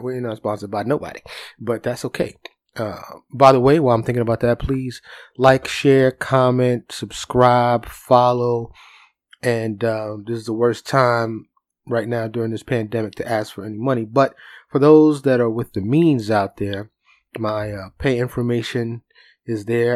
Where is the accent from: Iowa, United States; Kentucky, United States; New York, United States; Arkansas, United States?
New York, United States; I'm from New York